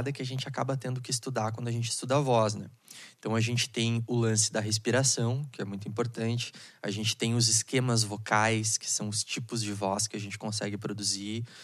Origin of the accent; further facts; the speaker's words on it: Porto Alegre, Rio Grande do Sul, Brazil; Consegui chegar vivo aqui em Canoas, né? Pra quem não sabe, eu sou de Porto